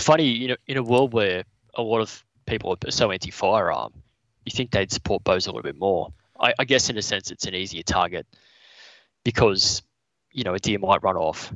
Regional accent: Newcastle, New South Wales, Australia; also born or lived in Brisbane; based in Newcastle. Yep. Um, spent most of my life living around here

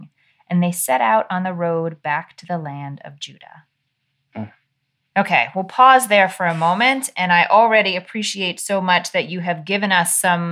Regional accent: New York, United States; I was raised in New York in a household with four daughters

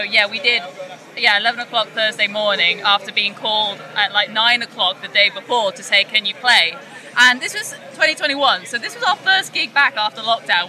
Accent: Trowbridge, South West England, United Kingdom; I grew up in Trowbridge

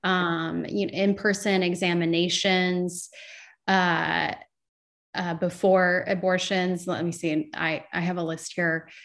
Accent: Morgan County, Indiana, United States; near my hometown in Morgan County

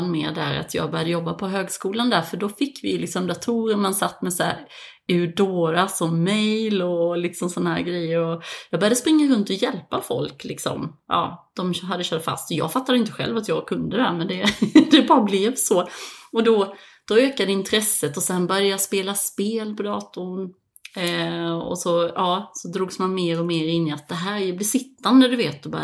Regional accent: Växjö, Kronoberg County, Sweden; moved away as an adult; also born or lived in Malmö / Copenhagen / Dubai; Jag är uppvuxen som sagt i Växjö och en liten by utanför Växjö, men eh, jag flyttade till, eh, till Malmö faktiskt 2008

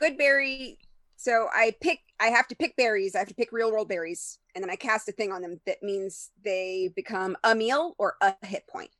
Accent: Texas, United States; as a Texan, I know exactly how to stir up that trouble.

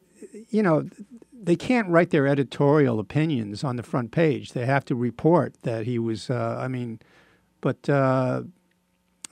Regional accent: New York, United States; it's my hometown paper

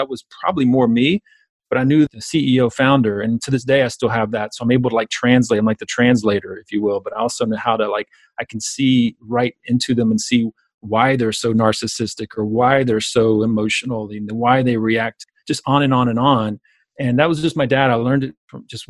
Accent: South Georgia, United States; I grew up basically in South Georgia

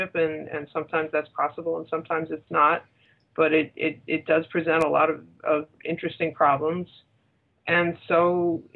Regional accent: Leonia, New Jersey, United States; moved away as an adult; also born or lived in New York / Manhattan / Brooklyn / Long Island; now in Nashville, United States; I was born in New York. I grew up in New Jersey, in Leonia, New Jersey, like right over the bridge

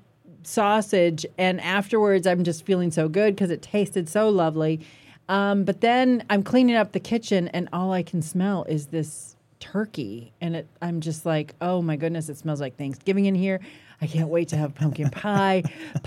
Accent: Minnesota, United States; now in Iowa, United States; We grew up in Minnesota.

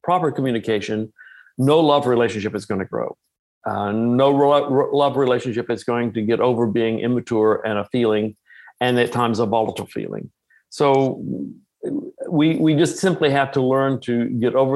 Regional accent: Texas, United States; I'm from Texas

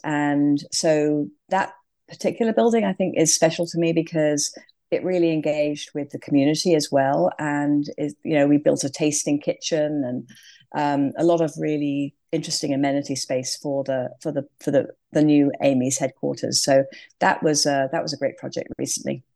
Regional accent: England, United Kingdom; moved away as an adult; also born or lived in London; now in California, United States; clearly from my accent, I started in England

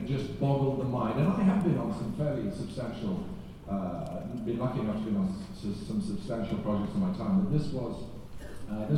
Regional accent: England, United Kingdom; I'm English

